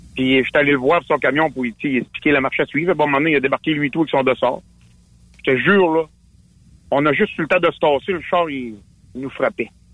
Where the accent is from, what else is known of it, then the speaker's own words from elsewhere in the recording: Quebec, Canada; on est tous des Québécois, on est tous des Canadiens